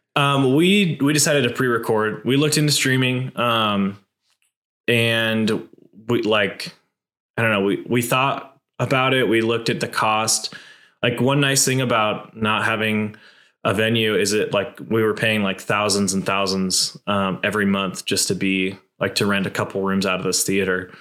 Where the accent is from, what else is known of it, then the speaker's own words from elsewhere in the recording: Boise, Idaho, United States; I've been born and raised in Boise, Idaho